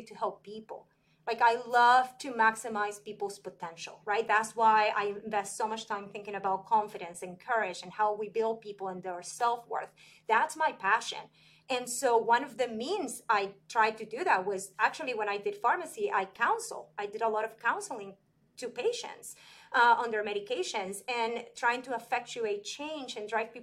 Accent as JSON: {"language": "English", "country": "Venezuela", "tie": "born or raised there", "moved": "as an adult", "lives_now": "United States", "said": "I'm from Venezuela"}